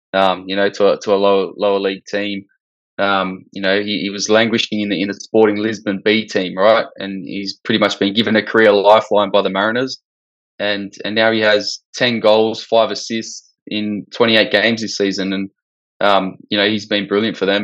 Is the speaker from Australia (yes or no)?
yes; Australia; as an Aussie